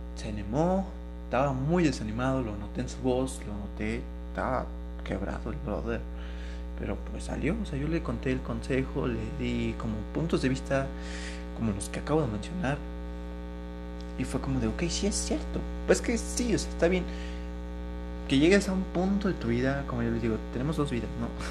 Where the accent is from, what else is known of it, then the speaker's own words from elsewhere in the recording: Mexico; como mexicano tienes que tener como hombre mexicano